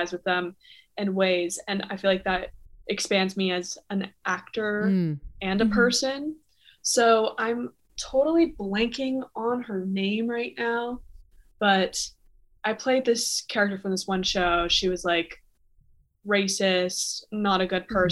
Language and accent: English; South Florida, United States; moved away as an adult; also born or lived in Toronto, Canada; now in New York City, United States; I'm originally from Toronto, Canada, but I grew up in South Florida and now I live in New York